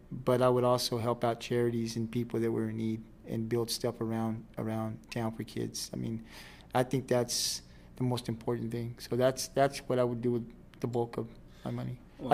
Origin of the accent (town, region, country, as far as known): Rockport, Texas, United States; born or raised there